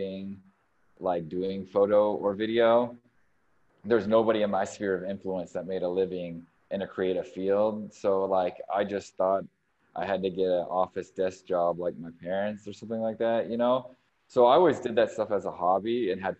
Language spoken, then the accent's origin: English; California, United States; moved away as an adult; also born or lived in Sonoma, California / San Diego, California / Milwaukee, Wisconsin; now in Chicago, United States; I was born and raised in California and lived all over California.